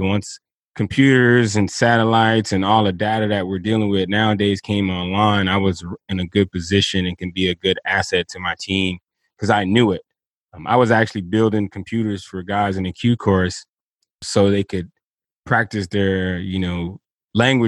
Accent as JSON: {"language": "English", "town": "Miami", "region": "Florida", "country": "United States", "tie": "born or raised there", "moved": "as an adult", "said": "I grew up in Dade County, down there in Miami, Florida"}